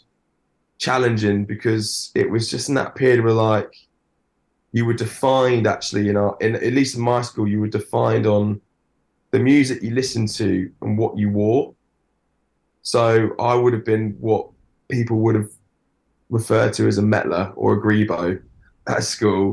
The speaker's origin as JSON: {"language": "English", "town": "Weybridge", "region": "South East England", "country": "United Kingdom", "tie": "born or raised there", "said": "I grew up in Weybridge, Surrey"}